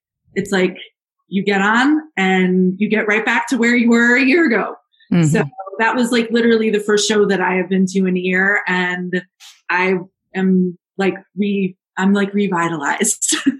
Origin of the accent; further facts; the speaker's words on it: Cleveland, Ohio, United States; also born or lived in Arizona; now in Denver, United States; I'm from Cleveland, Ohio.